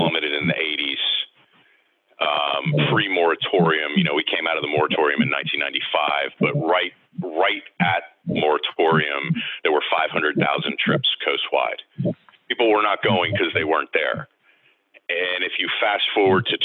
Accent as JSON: {"language": "English", "region": "the South", "country": "United States", "moved": "yes", "lives_now": "Chesapeake Bay, United States", "said": "I'm from the South."}